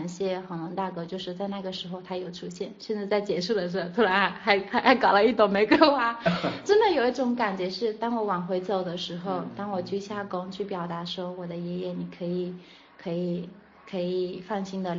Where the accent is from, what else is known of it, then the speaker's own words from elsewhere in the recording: Changting, Fujian, China; also born or lived in Shenzhen; now in Fuzhou, China; 从长汀，当时龙岩长汀，我的老家，